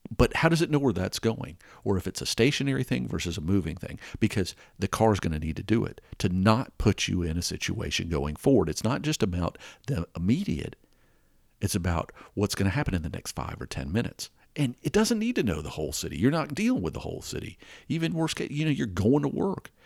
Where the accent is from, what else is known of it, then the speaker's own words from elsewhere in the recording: Atlanta, Georgia, United States; growing up in Atlanta, we used to have this intersection called Spaghetti Junction